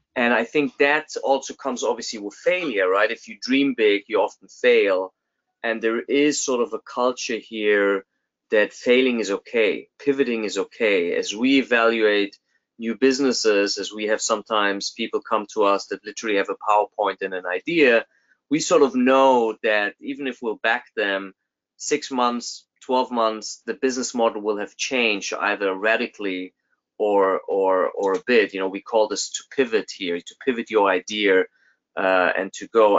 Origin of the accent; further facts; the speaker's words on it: Germany; now in United States; I'm originally from Germany